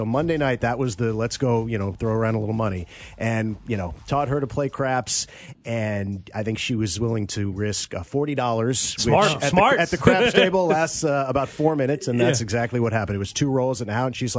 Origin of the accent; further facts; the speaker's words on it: West Coast, United States; also born or lived in Chicago; I was born in Chicago, but I lived there for a year, and I've been most of my life on the West Coast and a little bit on the East Coast.